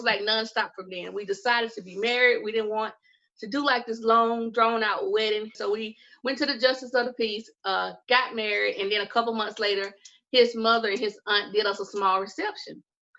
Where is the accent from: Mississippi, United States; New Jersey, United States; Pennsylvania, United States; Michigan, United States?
Mississippi, United States; I'm from the good old southern state of Mississippi